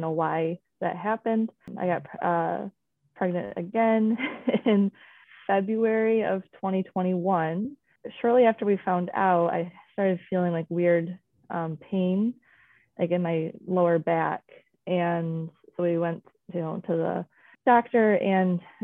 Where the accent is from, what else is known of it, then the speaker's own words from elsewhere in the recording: Michigan, United States; I was born and raised here in Michigan